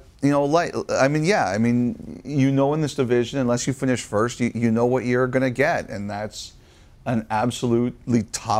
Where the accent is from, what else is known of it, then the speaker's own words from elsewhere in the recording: Toronto, Ontario, Canada; I grew up in Toronto